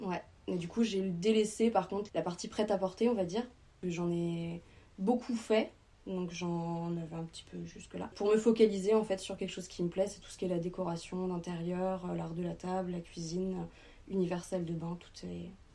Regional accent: Trégueux, Brittany, France; also born or lived in Paris; j'ai grandi ici donc à Trégueux

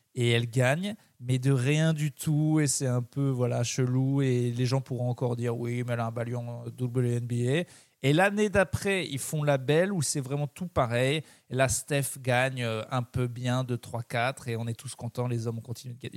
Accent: Clermont-Ferrand, Auvergne-Rhône-Alpes, France; Je suis de Clermont

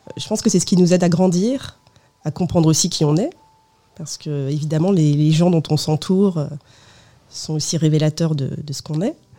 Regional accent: France; je suis née en France de, deux parents portugais, venus en France dans les années 70

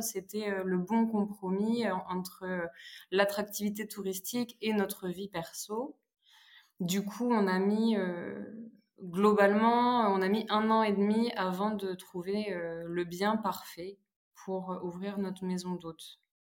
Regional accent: Charente, Nouvelle-Aquitaine, France; now in Pézenas, France; Je suis originaire de Charente

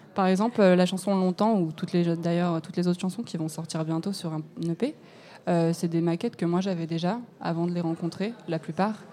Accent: Lyon, Auvergne-Rhône-Alpes, France; moved away; je viens de Lyon

